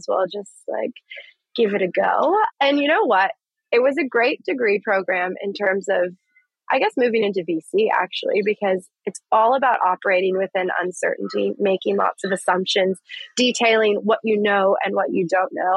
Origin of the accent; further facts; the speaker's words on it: Dallas, Texas, United States; moved away as an adult; also born or lived in Los Angeles, California; now in Brisbane, Australia; I'm from Dallas, Texas originally